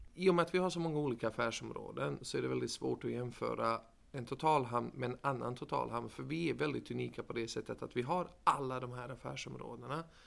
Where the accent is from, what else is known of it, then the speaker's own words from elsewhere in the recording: Gothenburg, Västra Götaland, Sweden; moved away as an adult; also born or lived in United States; anser mig själv som en göteborgare